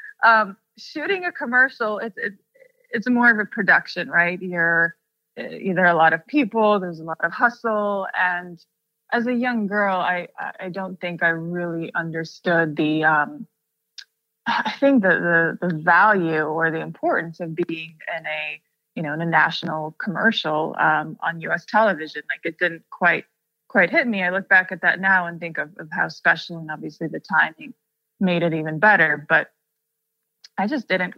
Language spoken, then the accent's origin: English; Russia; coming from a place where I grew up in Russia